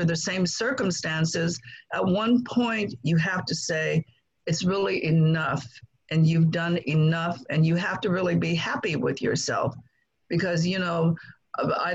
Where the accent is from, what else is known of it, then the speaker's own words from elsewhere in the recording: Guangdong, China; now in United States; I grew up in China, not ever having met my father